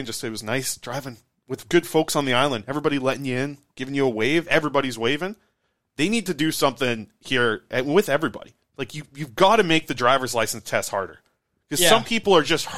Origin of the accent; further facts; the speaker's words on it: Nanaimo, British Columbia, Canada; I grew up in Nanaimo, smaller town